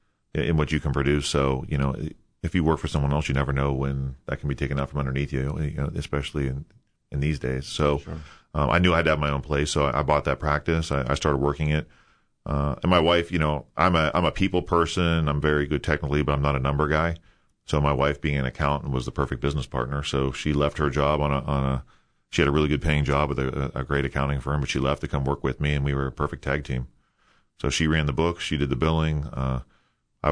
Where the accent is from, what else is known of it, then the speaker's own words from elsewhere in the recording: Youngstown, Ohio, United States; also born or lived in Florida; now in Central Ohio, United States; I'm actually from Youngstown originally